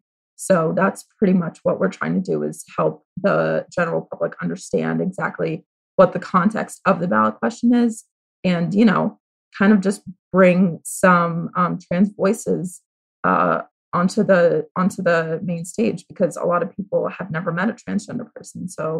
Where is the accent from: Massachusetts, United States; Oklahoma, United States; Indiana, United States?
Massachusetts, United States; also born or lived in Connecticut; I grew up in Massachusetts.